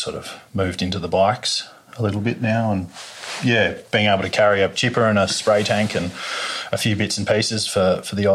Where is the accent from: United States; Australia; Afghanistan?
Australia; Ben Lomond, New South Wales; also born or lived in Armidale / Sydney; I was born in Armidale, and we grew up here and went to the school in Ben Lomond, my sister